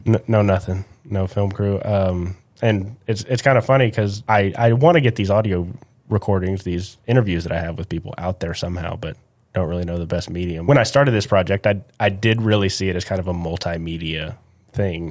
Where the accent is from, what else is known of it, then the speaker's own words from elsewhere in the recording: Midland, Texas, United States; also born or lived in College Station, Texas; I'm from West Texas